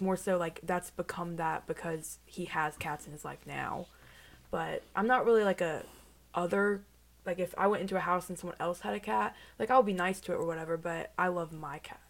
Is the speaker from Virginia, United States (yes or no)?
yes; Vinton, Virginia, United States; I'm from Roanoke, Virginia.